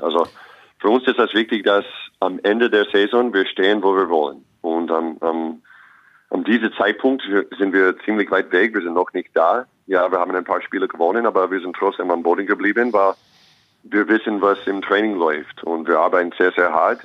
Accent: Los Angeles, California, United States; German is a second language; moved away as an adult; also born or lived in Long Beach / New York / Austria / Ulm; now in Braunschweig, Germany; ich bin in Los Angeles geboren und aufgewachsen, dann nach New York

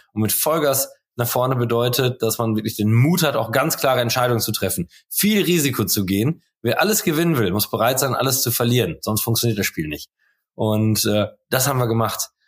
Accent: Holtwick, North Rhine-Westphalia, Germany; now in Coesfeld, Germany; ich wohne zwar jetzt in Coesfeld, aber ich bin in Holtwig aufgewachsen. Ganz toller Ort mit 3500 Seelen.

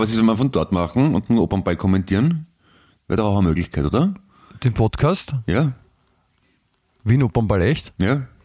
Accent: Sardinia, Italy; accent: Sardinian; German is a second language; Ich spreche, ich spreche, also ich, ich spreche den Dialekt von, äh, kennst du, kennst du Sardinien ungefähr?

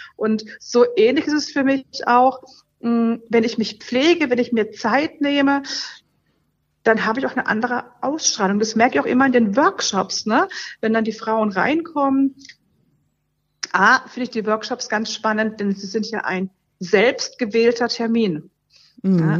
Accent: Berlin, Germany; ich komme aus Berlin und wir haben in Berlin, gerade wo ich wohne, ein sehr, sehr hartes Leitungswasser.

